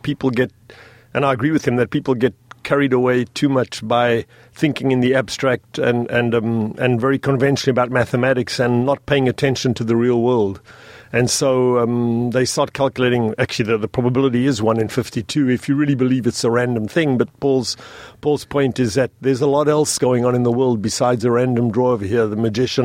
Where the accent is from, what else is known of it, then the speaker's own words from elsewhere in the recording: South Africa; moved away; I'm originally South African.